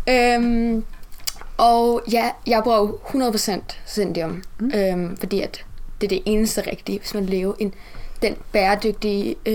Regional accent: Southern Denmark, Denmark; Jeg er opvokset på Fyn med min familie.

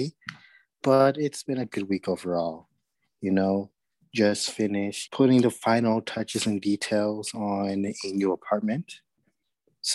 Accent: New York City, New York, United States; I'm from Brooklyn

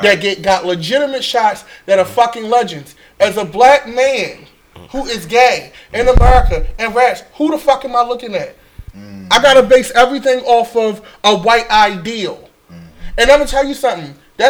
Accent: Baltimore, Maryland, United States; I'm from West Baltimore Park Heights. Okay? Gerson. I'm from real Baltimore. I'm from old Baltimore.

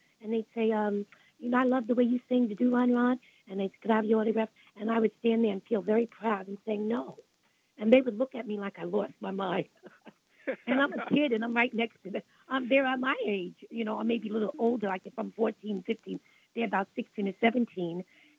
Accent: Brooklyn, New York, United States; I came from Brooklyn, and I was devastated as a child.

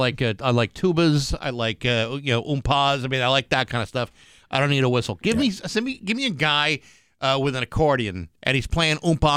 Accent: Massachusetts, United States; we're from Massachusetts.

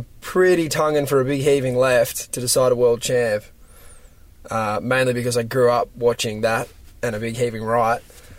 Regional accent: Australia; as an Aussie

